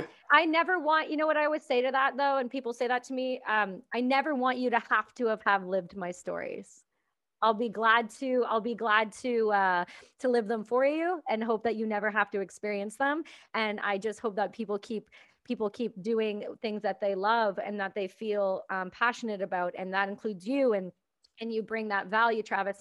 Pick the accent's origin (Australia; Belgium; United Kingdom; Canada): Canada; I'm Canadian